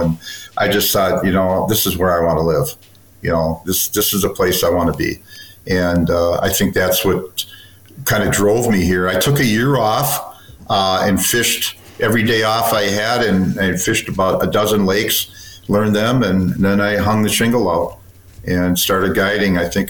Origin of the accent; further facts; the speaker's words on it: Chicago, Illinois, United States; I'm from Chicago. Yes.